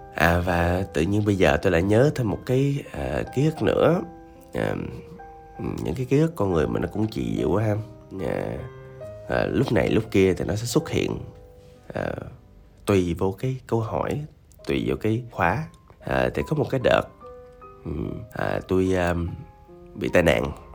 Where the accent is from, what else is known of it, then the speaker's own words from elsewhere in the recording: Da Lat, Lam Dong, Vietnam; moved away; tôi dừng làm việc ở quê tôi là ở Đà Lạt